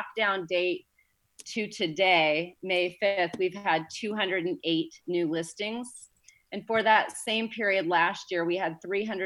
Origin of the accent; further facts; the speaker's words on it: Indiana, United States; moved away as an adult; now in Santa Barbara, United States; I was born and raised in Indiana, and I came here in 2002